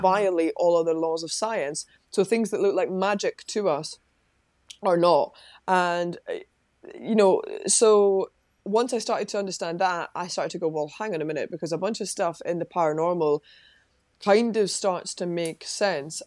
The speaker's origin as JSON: {"language": "English", "town": "Livingston", "region": "Scotland", "country": "United Kingdom", "said": "I'm from Livingston in West Lothian, just outside Edinburgh."}